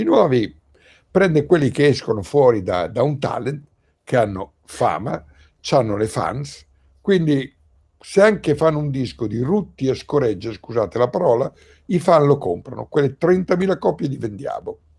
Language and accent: Italian; Pieve di Cento, Emilia-Romagna, Italy; sono rimasto nel mio paese, nella mia casa, Pieve di Cento